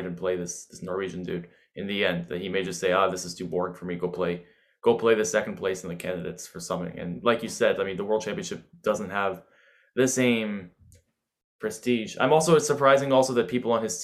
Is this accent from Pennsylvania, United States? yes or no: no; New York City, New York, United States; as an American chess player, I can even speak to that it does feel like, you know, I'm from New York City